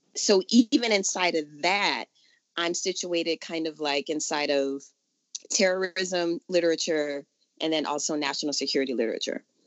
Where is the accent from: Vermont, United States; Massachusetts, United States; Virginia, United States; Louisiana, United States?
Louisiana, United States; New Orleans; now in California, United States; I'm from New Orleans originally